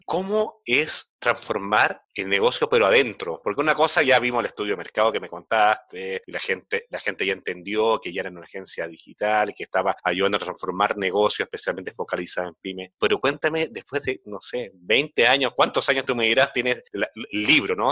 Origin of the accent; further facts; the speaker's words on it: Chile; moved away as an adult; now in Mexico; soy de Chile, pero bueno, vivo acá con hijos mexicanos hace casi 14, 15 años ya